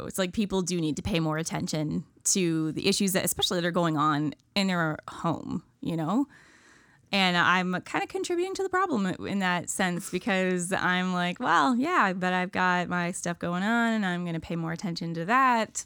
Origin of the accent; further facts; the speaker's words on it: Ontario, Canada; moved away as an adult; now in Nova Scotia, Canada; I'm a from awayer. I'm from Ontario